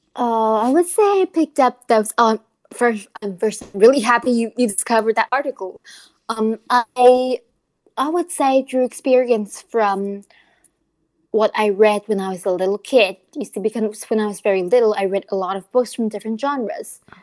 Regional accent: Taoyuan, Taiwan; English is a second language; I'm from Taoyuan

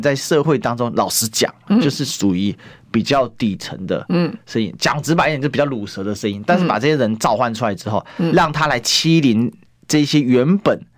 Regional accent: Kaohsiung, Taiwan; also born or lived in Taipei; 我是高雄人没错。虽然我在台北也混了蛮久，但是我对台北地理可能没有高雄熟。

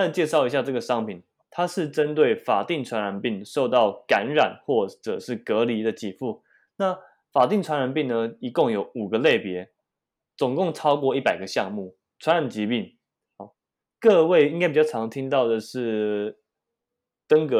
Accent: Taoyuan, Taiwan; 哎，为什么我桃园人不能买？我也是善良的公民啊

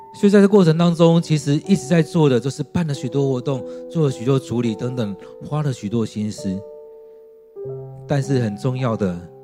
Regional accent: Taiwan; 我们认同我们是中国人，或我们是中国人，啊，台湾人，或我们是在台湾的中国人，或我们是台湾中华民国人

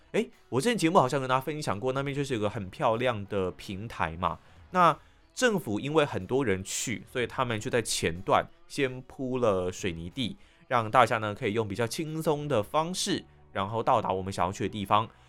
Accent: Tainan, Taiwan; moved away; also born or lived in Taipei; 我回到了我的家乡台南

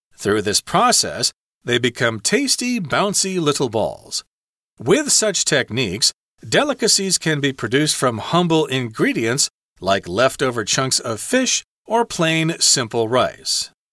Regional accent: United States; I'm American

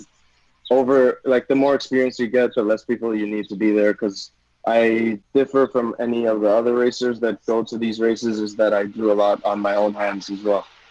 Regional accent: Taiwan; growing up in Taiwan

